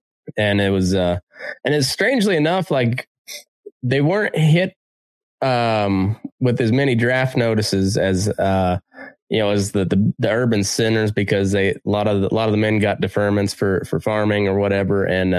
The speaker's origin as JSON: {"language": "English", "region": "Oklahoma", "country": "United States", "tie": "born or raised there", "said": "I grew up in Dust Bowl country where, Boise City, Oklahoma is considered the geographic center of the Dust Bowl."}